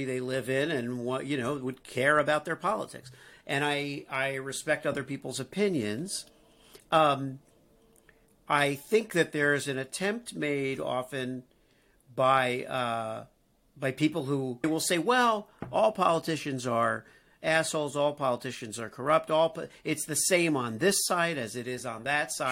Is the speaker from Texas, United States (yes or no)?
no; Miami Beach, Florida, United States; moved away as an adult; also born or lived in New York; now in Midwest, United States; Growing up in Miami Beach, uh, you know, going to college in New York